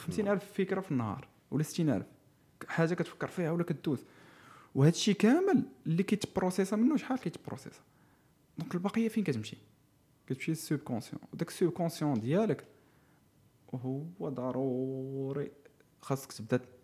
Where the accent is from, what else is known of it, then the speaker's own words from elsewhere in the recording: Morocco; حنا بالنسبه لنا كمغاربه ومسلمين